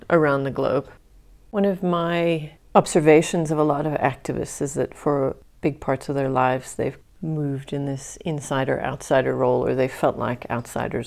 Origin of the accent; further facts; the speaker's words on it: United States; now in South Africa; as a resident of South Africa, I mean, I personally feel as an American